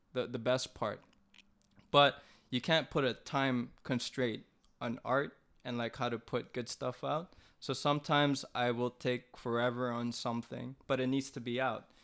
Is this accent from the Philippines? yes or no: yes; Philippines; I'm Filipino.